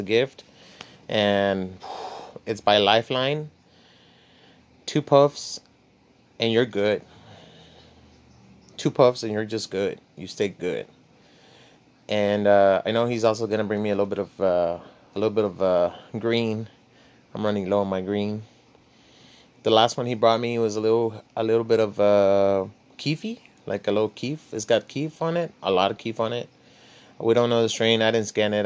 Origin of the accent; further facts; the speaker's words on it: Laredo, Texas, United States; I was born in Laredo, Texas. I come from the barrio